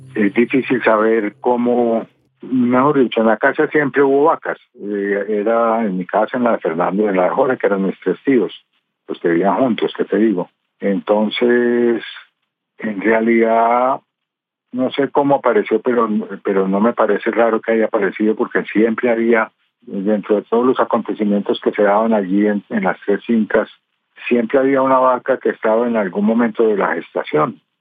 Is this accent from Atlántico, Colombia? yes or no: no; Envigado, Antioquia, Colombia; also born or lived in Medellín; Allá me eduqué, allá son mis amigos, soy pues envigadeño.